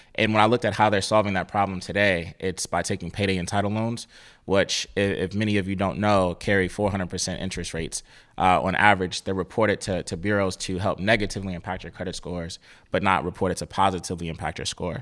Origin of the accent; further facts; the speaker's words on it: Cleveland, Ohio, United States; I grew up in Cleveland, Ohio